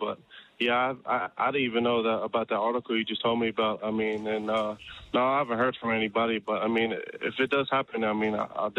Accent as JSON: {"language": "English", "town": "Sydney", "region": "New South Wales", "country": "Australia", "tie": "born or raised there", "also_born_or_lived": "Townsville, Queensland", "said": "I might have to say Sydney. I don't really remember too much when I was born in Townsville, so I'm going to have to say Sydney."}